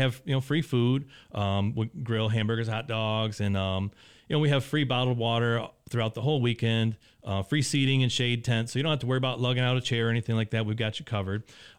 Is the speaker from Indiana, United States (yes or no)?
yes; Indianapolis, Indiana, United States; I was actually from Indianapolis originally